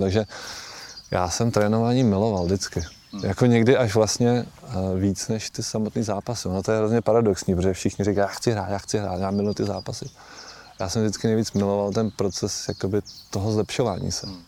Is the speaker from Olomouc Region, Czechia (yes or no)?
no; Holice, Pardubice Region, Czechia; moved away; Já jsem se narodil v Holicích, eh, moji rodiče tam žijou celý život do dneška a jsou takový holický patrioti